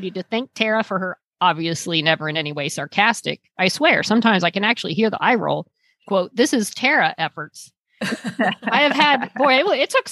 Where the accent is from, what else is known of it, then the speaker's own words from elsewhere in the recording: Texas, United States; now in Los Angeles, United States; my home state of Texas